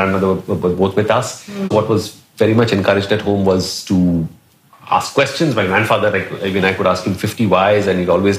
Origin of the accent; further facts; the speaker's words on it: Mumbai, Maharashtra, India; now in Singapore; I grew up in Dadar, as she said, Matunga, so very much the heartland of Bombay.